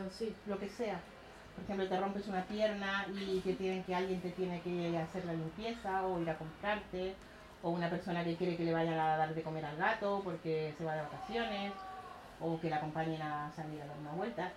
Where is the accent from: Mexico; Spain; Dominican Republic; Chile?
Chile; moved away; also born or lived in Cuba; yo soy chilena, nací en Cuba, pero soy chilena. En Chile vivíamos en una especie de comunidad